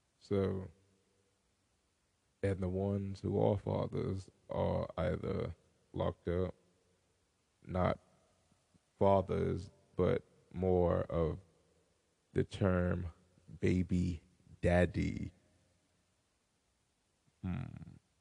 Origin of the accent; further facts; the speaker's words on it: United States; I am an Afro American since I was born in America